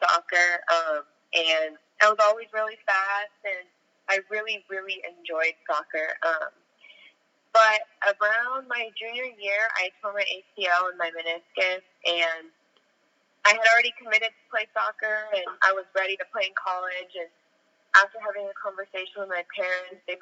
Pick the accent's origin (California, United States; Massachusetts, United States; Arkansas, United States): California, United States; Orange County; now in Los Angeles, United States; I'm from Orange County. I live in Los Angeles